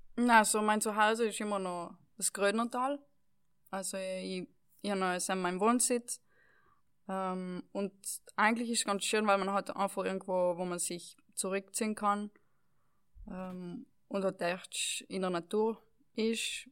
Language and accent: German; Val Gardena, South Tyrol, Trentino-Alto Adige, Italy; das Dorf, wo ich aufgewachsen bin, sind wohnen 3.000, 4.000, na weniger, 2.000, 3.000 Leute. Ähm, jetzt in ganz Gräden wohnen 10.000 Leute